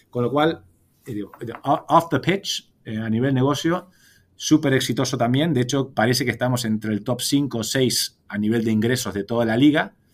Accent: Buenos Aires, Argentina; born there; Nací en Buenos Aires, pero, pero pasé menos años que vos.

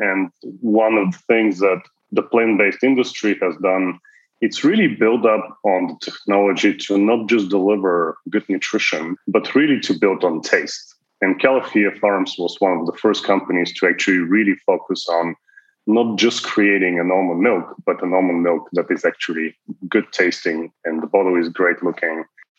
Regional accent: Bulgaria; moved away as an adult; also born or lived in Toronto, Canada; now in United States; I am Canadian and before that, Bulgarian. So lived in Europe for a long time, then moved to Toronto, spent a good chunk of my career there, and then in the United States since 2010.

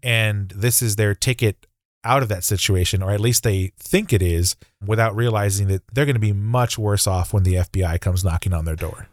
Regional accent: Texas, United States; as a Texan

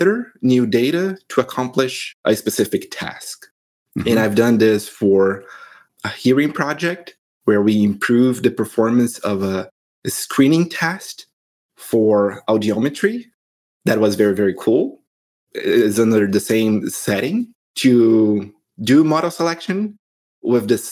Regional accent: Brazil; moved away as an adult; now in United States; I'm originally from Brazil

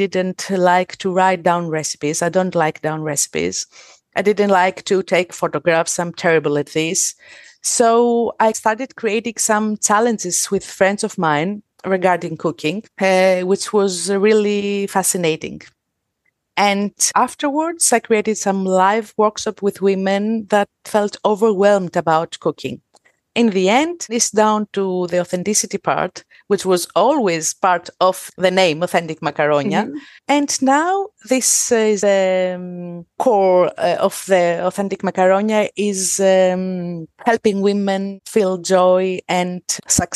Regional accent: Thessaloniki, Central Macedonia, Greece; I'm from Greece. I'm from Thessaloniki.

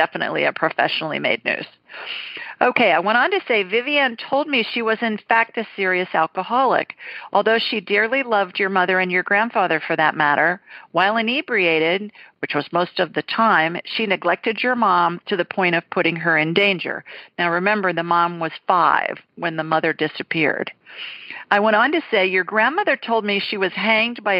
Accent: Ohio, United States; now in Deep South, United States; I'm a Buckeye

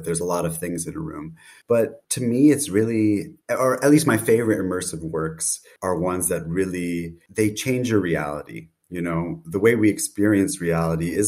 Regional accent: United States; now in Berlin, Germany; based in Berlin, though I'm American originally

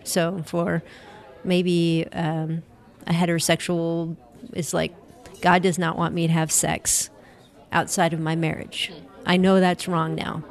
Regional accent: Cleveland, Ohio, United States; right here in my hometown, Cleveland, Ohio.

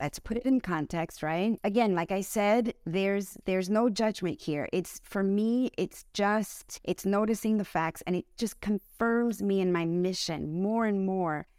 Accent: United States; I was born in the United States.

